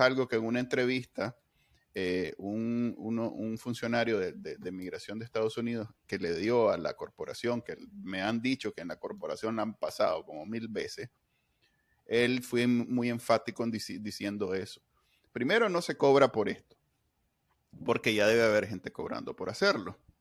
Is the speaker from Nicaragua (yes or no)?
yes; Nicaragua; Para los que somos nica